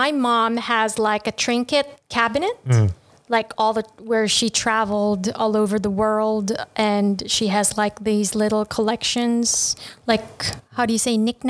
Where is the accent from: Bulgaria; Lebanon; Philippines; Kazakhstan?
Philippines; now in Ho Chi Minh City, Vietnam; I'm from the Malay race. I'm Filipino.